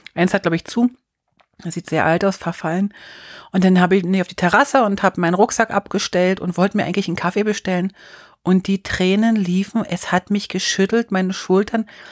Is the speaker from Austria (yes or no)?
no; Bern, Switzerland; dann bin ich schon in meinem Heimatkanton